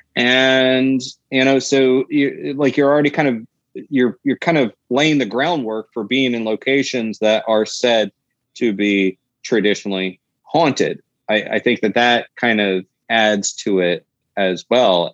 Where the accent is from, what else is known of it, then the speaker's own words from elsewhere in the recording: Florida, United States; my home state of Florida